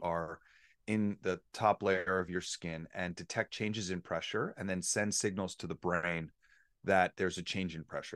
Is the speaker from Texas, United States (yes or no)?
no; New York, United States; moved away; I was born and raised in New York